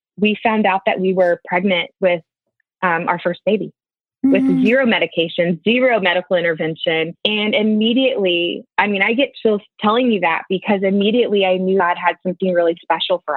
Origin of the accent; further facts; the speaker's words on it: Jenks, Oklahoma, United States; I am from Jinx, Oklahoma